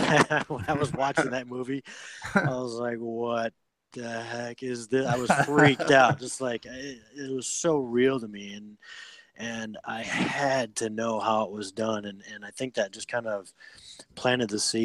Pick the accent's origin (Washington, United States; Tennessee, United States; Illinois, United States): Illinois, United States; Freeport; I'm from Freeport, Illinois.